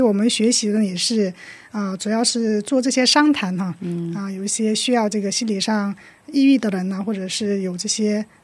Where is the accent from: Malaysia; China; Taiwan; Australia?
China; Shenyang, Liaoning; now in South Korea; 我来自中国辽宁省沈阳市。哦。啊，现在在韩国工作，然后呢，又在学习这个心理商谈